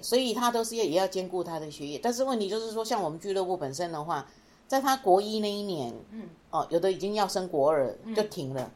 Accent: Taiwan; 我们台湾整体可能认为说

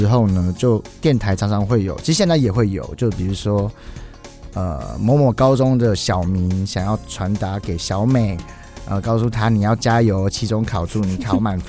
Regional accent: Taiwan; 那既然我要做一张专辑，我又是在台湾长大的，我不想失去这个文化性。

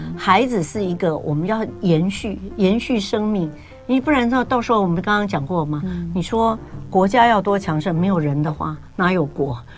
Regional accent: Taiwan; 我们台湾这边

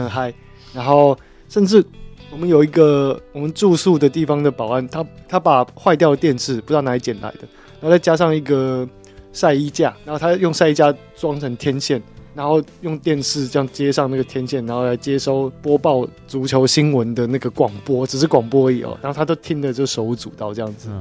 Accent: Taiwan; 我们台湾人

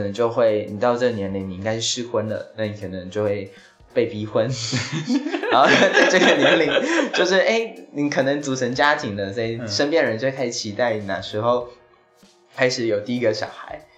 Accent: Taiwan; 我自己是在可能台湾长大，那我就是在这里工作

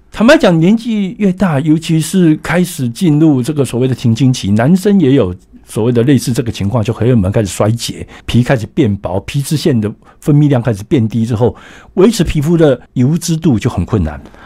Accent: Taiwan; 我们台湾人其实有点蛮悲惨的

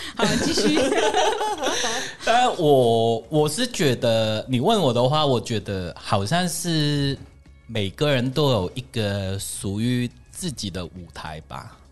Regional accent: Hong Kong; first language Cantonese; Chinese is a second language; moved away as an adult; now in Taichung, Taiwan; 我们香港人很直接

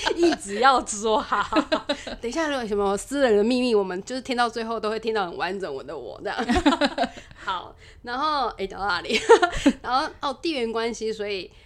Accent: Taipei, Taiwan; moved away as an adult; now in Keelung, Taiwan; 我不太算是土生土长的机容人，但是因为念书的关系，我住在基隆十几年，啊，中间也有回去，啊，我父母还住在台北，其实我是台北人啦

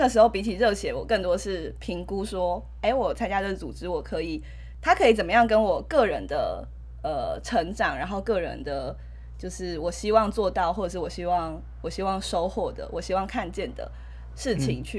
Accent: Taipei, Taiwan; moved away as an adult; now in central Taiwan; 只有我是台北人，然后他不是台北人。好，但我是在台北长大的小孩。

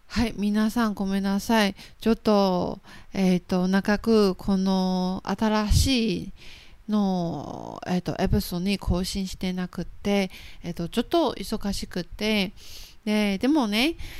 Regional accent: Taiwan; Japanese is a second language; 台湾のルビーです

